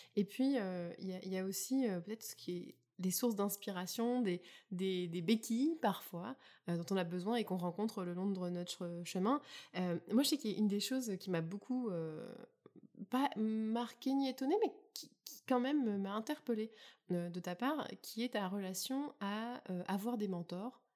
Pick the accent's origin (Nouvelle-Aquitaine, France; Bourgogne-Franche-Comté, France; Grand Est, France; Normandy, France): Bourgogne-Franche-Comté, France; Burgundy; moved away as an adult; also born or lived in Champagne; now in Prince Edward Island, Canada; suis née en Champagne et que j'ai grandi en Bourgogne